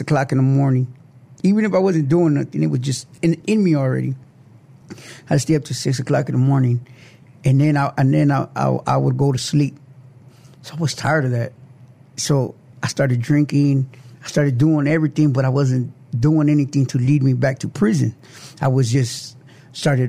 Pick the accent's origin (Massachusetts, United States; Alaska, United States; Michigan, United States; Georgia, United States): Michigan, United States; Lansing; also born or lived in San Antonio, Texas; now in South Texas, United States; I came from Detroit, Michigan, Lansing, Michigan.